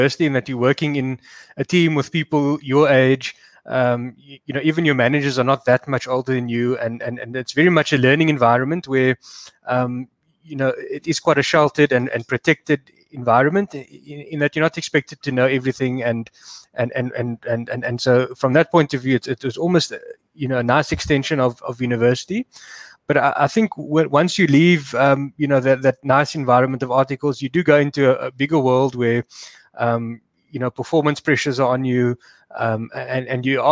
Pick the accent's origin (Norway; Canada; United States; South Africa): South Africa; Cape Town, Western Cape; I did grow up in Cape Town, I schooled here and went to university here